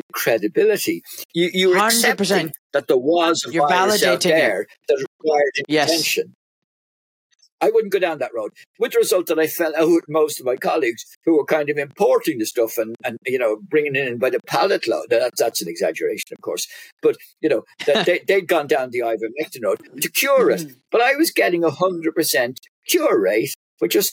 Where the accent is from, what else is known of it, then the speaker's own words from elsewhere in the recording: Ireland; accent: Irish; We're Ireland.